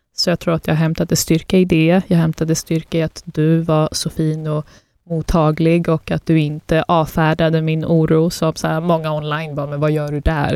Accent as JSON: {"language": "Swedish", "country": "Sweden", "tie": "born or raised there", "also_born_or_lived": "Afghanistan (ancestry) / Russia (ancestry)", "said": "Sverige och landet man är uppvuxen i, men också den kulturen man har hemma och den bakgrunden"}